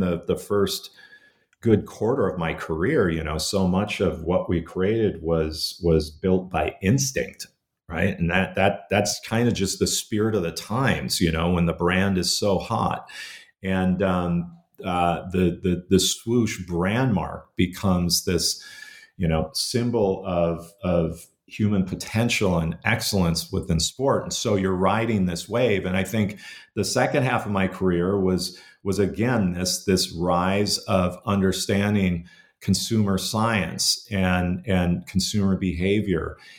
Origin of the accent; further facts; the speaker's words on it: Minnesota, United States; growing up, uh, in, in Minnesota in the seventies and, and eighties